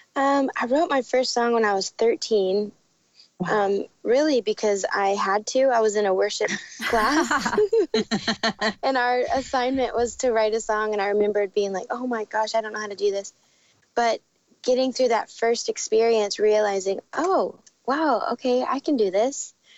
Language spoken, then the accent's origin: English; Dallas, Texas, United States; moved away as an adult; also born or lived in Arizona; now in Nashville, United States; we live in Nashville. I grew up in Dallas